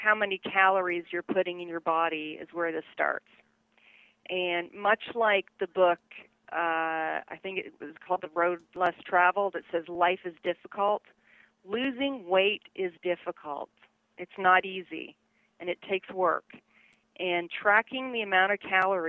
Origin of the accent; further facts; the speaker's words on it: Toronto, Ontario, Canada; moved away as an adult; also born or lived in Montreal, Canada / Louisiana / Tallahassee; I was born in Toronto, 1966, so I just revealed my age there, but I ended up starting college in Montreal, Canada, or Quebec